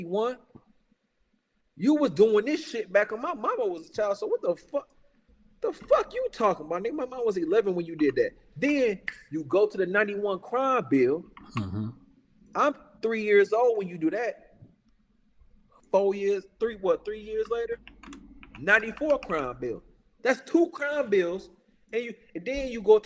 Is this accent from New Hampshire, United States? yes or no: no; Chicago, Illinois, United States; I'm from Chicago